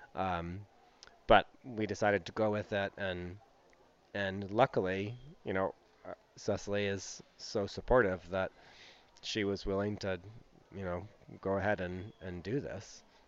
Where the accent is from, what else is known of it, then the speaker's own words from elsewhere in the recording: West Coast, United States; moved away as an adult; growing up on the West Coast